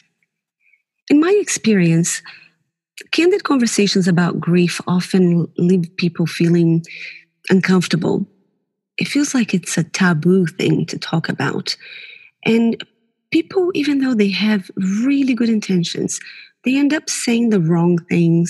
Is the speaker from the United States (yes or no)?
no; Brazil; now in New Zealand; I was born in Brazil, but New Zealand has been my home since 2003